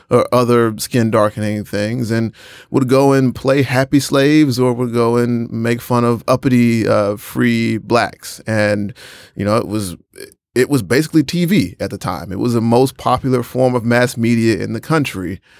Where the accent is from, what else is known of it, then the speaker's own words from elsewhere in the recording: North Carolina, United States; I went to school, I grew up in North Carolina